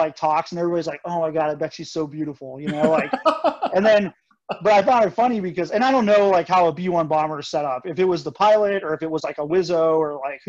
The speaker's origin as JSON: {"language": "English", "region": "South Dakota", "country": "United States", "said": "so I'm from South Dakota, which is where the B-1 bombers, you know, or my dad was in the Air Force at Ellsworth."}